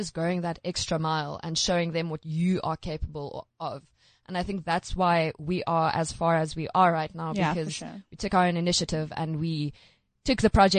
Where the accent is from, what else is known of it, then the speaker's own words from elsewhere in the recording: Cape Town, Western Cape, South Africa; Because I'm from Cape Town